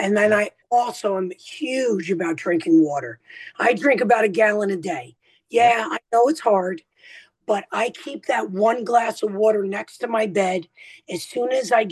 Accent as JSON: {"language": "English", "region": "New Jersey", "country": "United States", "said": "I'm the Italian from New Jersey"}